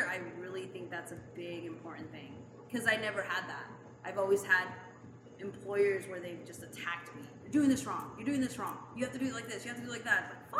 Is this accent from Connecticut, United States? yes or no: no; Utah, United States; accent: Utah; now in Long Beach, United States; My Utah accent comes out.